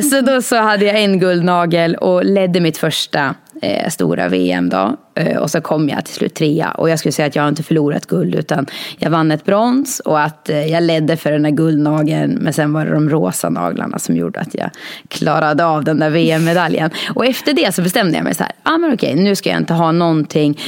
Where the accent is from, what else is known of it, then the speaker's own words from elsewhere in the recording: Norberg, Västmanland, Sweden; now in Fagersta, Sweden; jag kommer från Norberg, så nu bor jag i Fagersta. Jag har flyttat en mil.